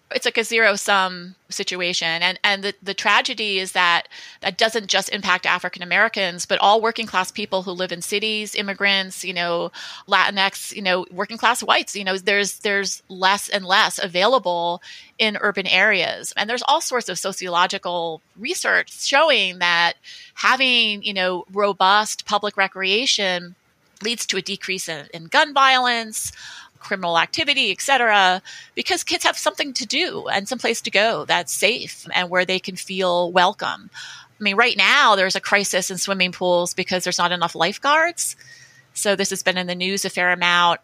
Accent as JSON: {"language": "English", "region": "New Jersey", "country": "United States", "tie": "born or raised there", "said": "the pool I went to when I was a kid growing up in New Jersey"}